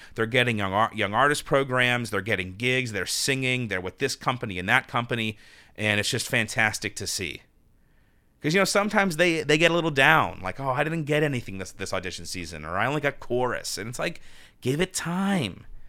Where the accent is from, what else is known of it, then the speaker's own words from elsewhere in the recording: Pittsburgh, Pennsylvania, United States; moved away; also born or lived in New York; my operatic professional debut in my hometown of Pittsburgh, P